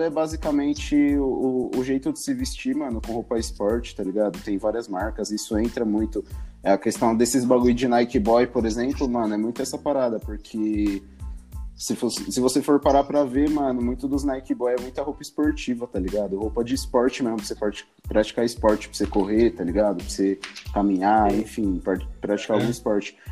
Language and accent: Portuguese; Osasco, São Paulo, Brazil; also born or lived in Taipas, São Paulo; now in São Paulo, Brazil; eu cresci em Osasco